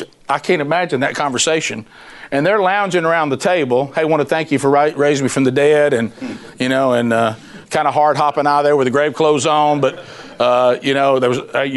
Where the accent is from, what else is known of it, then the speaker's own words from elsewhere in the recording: the South, United States; I'm from the South